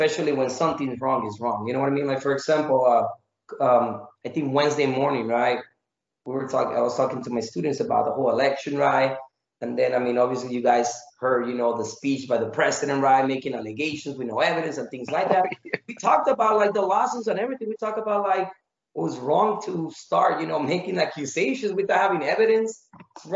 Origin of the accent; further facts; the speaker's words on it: Mexico; moved away; also born or lived in Phoenix, Arizona; I was raised in Mexico for most of my childhood